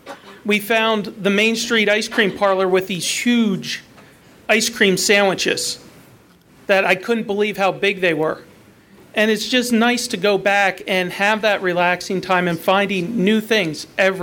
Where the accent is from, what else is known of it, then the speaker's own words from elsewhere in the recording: Hershey, Pennsylvania, United States; I'm from Hershey, and I have Hershey Park